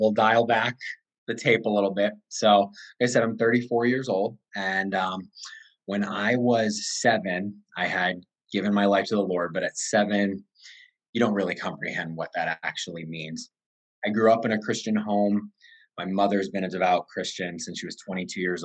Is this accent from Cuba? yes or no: no; Connecticut, United States; I am from Connecticut, 34 years old.